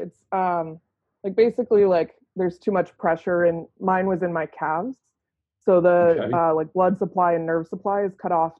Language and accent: English; Virginia, United States; moved away as an adult; also born or lived in North Carolina / Seattle; I'm from Virginia, went to school in North Carolina.